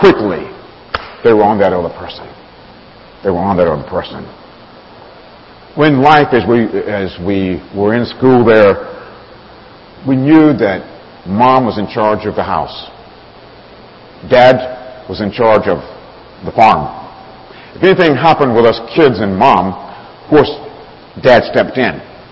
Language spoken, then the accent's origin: English; Alabama, United States; moved away; I grew up down south in Alabama, raised on a farm